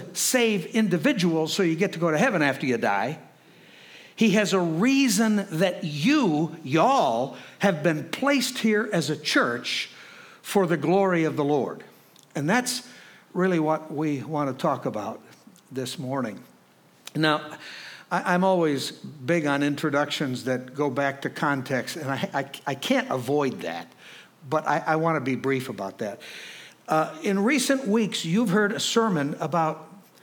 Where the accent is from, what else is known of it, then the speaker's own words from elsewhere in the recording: Chicago, Illinois, United States; I'm from Chicago